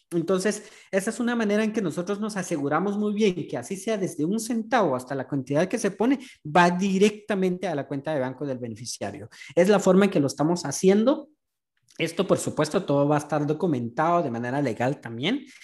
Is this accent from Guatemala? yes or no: yes; Guatemala; now in Houston, United States; Ciudadanos comunes que en su mayoría somos guatemaltecos que vivimos aquí en Houston